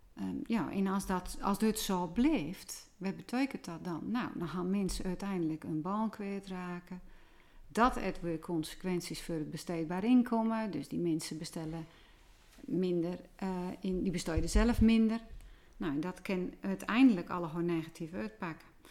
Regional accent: Volendam, North Holland, Netherlands; also born or lived in Edam; ik kom natuurlijk van Volendam

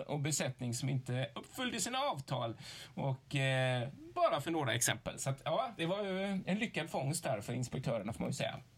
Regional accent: Gothenburg, Västra Götaland, Sweden; som göteborgare

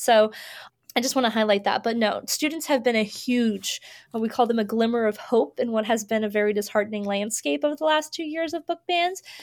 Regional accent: Florida, United States; I grew up in Florida

